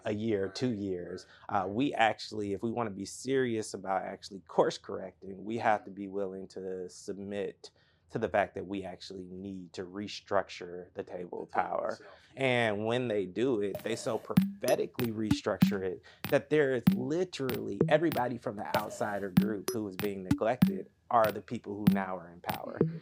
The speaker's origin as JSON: {"language": "English", "town": "Atlanta", "region": "Georgia", "country": "United States", "said": "I'm from Atlanta"}